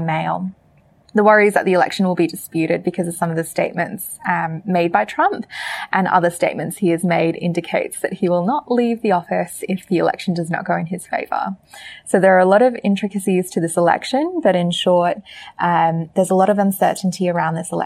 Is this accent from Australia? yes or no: yes; Australia; the Aussie on this podcast